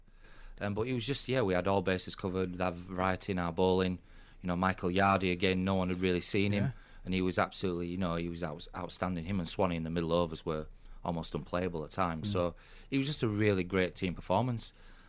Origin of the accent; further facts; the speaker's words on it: England, United Kingdom; I think we're very English, aren't we?